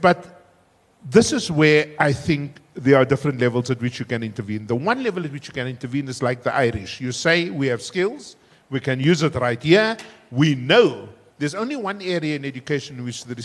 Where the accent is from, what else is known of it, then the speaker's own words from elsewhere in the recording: Cape Town, Western Cape, South Africa; I was still growing up in Cape Town